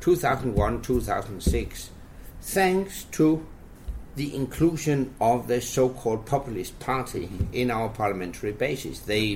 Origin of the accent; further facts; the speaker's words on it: Jutland, Denmark; I grew up in Jutland.